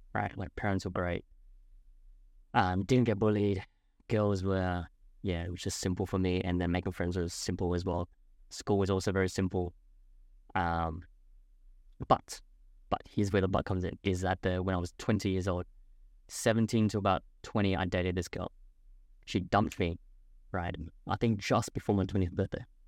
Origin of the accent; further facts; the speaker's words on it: Adelaide, South Australia, Australia; moved away as an adult; also born or lived in Gold Coast; my hometown, Adelaide